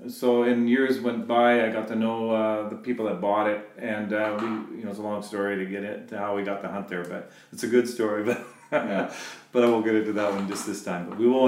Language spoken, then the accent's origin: English; Bradner, United States; So we all hunted. And we grew up in Bradner, and hunting was, like we had a dairy farm